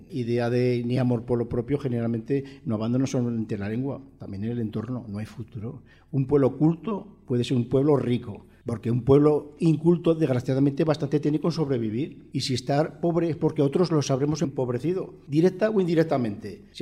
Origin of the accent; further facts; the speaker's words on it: Aragon, Spain; Aragoneses en Aragón quedamos muy pocos